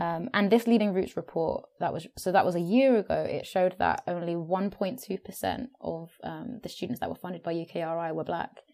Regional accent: London, United Kingdom; also born or lived in Brisbane, Australia / Hackney, East London; I grew up in South London as well

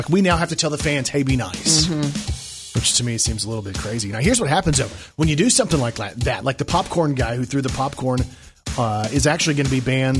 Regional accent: Texas, United States; moved away as an adult; now in Arkansas, United States; I was raised in Texas and then lived in Arkansas for the last 20 something years.

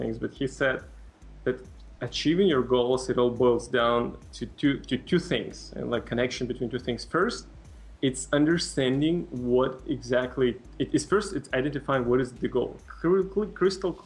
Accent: Moldova; first language Russian; English is a second language; now in San Francisco, United States; I'm from Eastern Europe country called Moldova

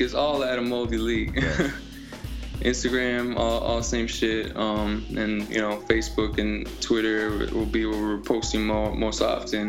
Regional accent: Miami, Florida, United States; I'm from Miami. It's it's a melting pot, you know.

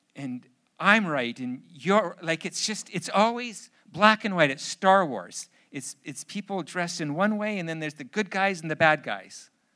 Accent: Canada; I'm too Canadian

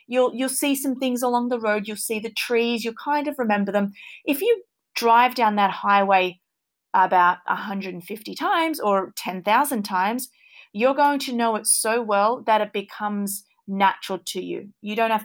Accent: Australia; born and raised in Australia

